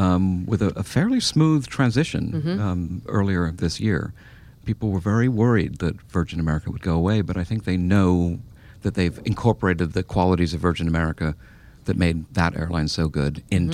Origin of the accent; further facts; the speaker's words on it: London, United Kingdom; growing up in London